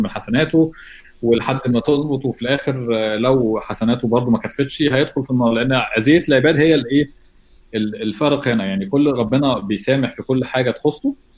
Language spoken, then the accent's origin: Arabic; Egypt; احنا عندنا في مصر دين اسلامي فوق كل الحاجه